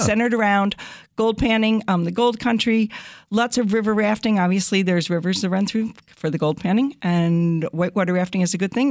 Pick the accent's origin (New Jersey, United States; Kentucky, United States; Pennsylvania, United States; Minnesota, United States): New Jersey, United States; moved away as an adult; also born or lived in Connecticut / Syracuse, New York; now in El Dorado County, California, United States; I grew up in New Jersey